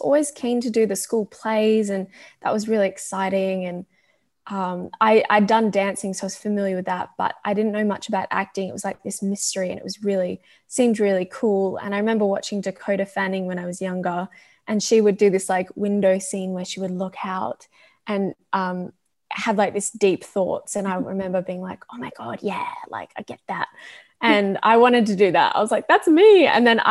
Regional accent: Australia; as an Australian actress

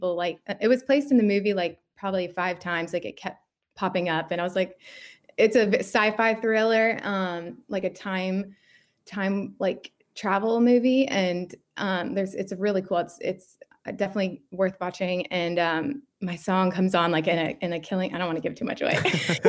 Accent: Nashville, Tennessee, United States; moved away as an adult; I'm Nashville native, born and raised.

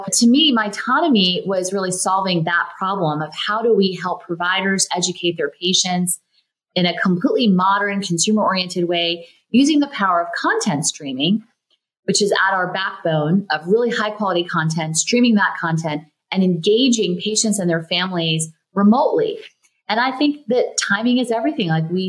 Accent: the South, United States; For me, growing up in the South, I was a little bit of a wallflower. I felt a little invisible, maybe.

